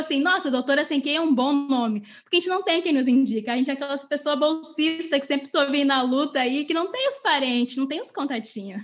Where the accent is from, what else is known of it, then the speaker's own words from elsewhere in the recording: Rio Grande do Sul, Brazil; accent: gaúcho; eu me esforço muito para esconder o meu não sotaque de gaúcha